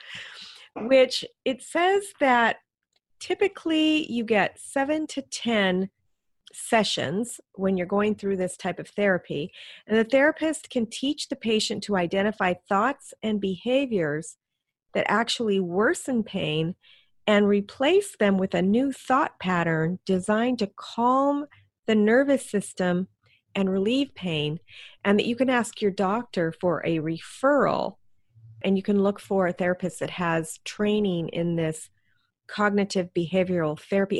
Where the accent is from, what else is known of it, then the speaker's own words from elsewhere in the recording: Alaska, United States; moved away; I grew up in Alaska